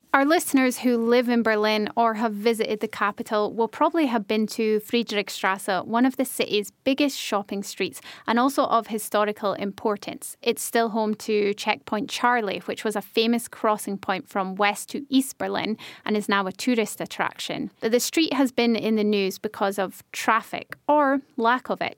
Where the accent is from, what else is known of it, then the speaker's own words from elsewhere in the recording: Scotland, United Kingdom; now in Germany; in my home country of Scotland